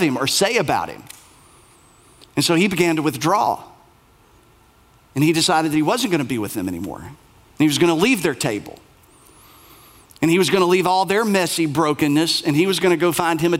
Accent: United States; proud of being an American, of which I am

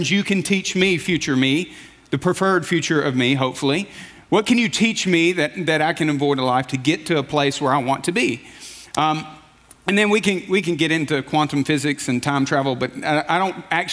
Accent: Alabama, United States; moved away; I grew up in Alabama

